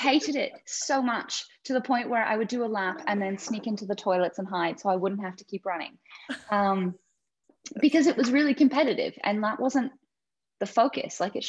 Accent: Canada; I grew up in Canada. We moved around a fair bit because my dad's in the army.

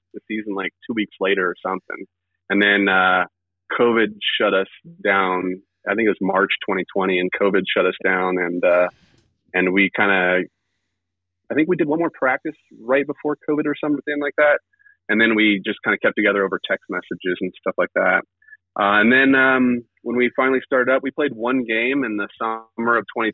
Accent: Riverside, California, United States; I'm originally from Riverside as well, like where Gil lives

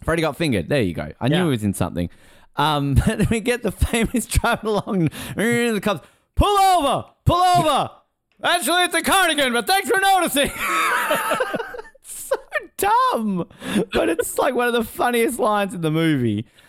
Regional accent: Australia; as an Australian uh, eight year old

